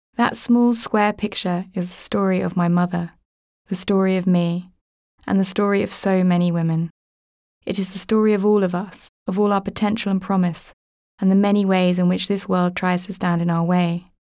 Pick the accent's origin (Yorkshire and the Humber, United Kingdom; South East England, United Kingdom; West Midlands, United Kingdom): South East England, United Kingdom; Woking; I grew up in Woking.